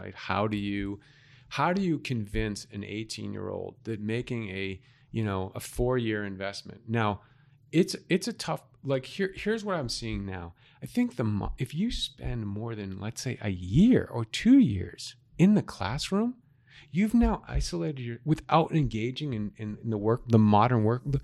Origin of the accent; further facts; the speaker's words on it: Boston, Massachusetts, United States; now in Arizona, United States; I'm from Massachusetts. I grew up right off of Commonwealth Avenue in Massachusetts